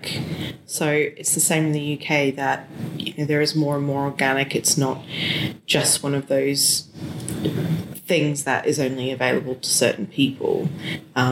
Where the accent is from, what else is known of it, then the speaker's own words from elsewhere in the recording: Australia; I grew up in Australia